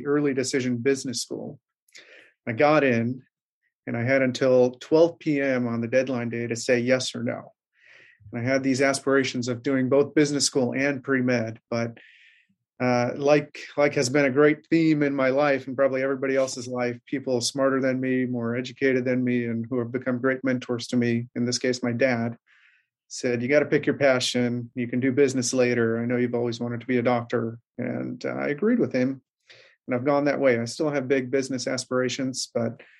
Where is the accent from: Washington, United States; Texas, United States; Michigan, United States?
Michigan, United States; Troy; also born or lived in India; I was actually born there and I grew up there until I was nine. And then my family and I moved to Troy, Michigan. And I grew up in Troy.